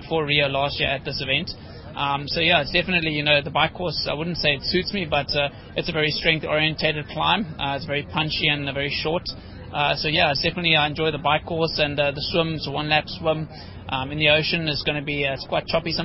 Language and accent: English; South Africa